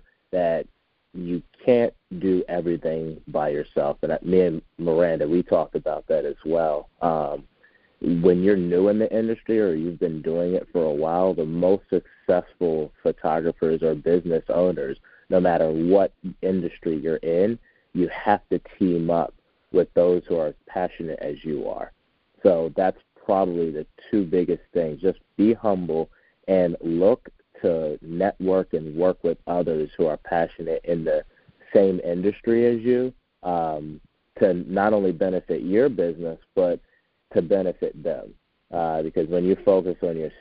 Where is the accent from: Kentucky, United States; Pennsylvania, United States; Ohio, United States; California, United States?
Pennsylvania, United States; Philadelphia; moved away as an adult; also born or lived in Oklahoma; now in Arizona, United States; I'm originally from Philadelphia, Pennsylvania area, and lived in Oklahoma for 5 years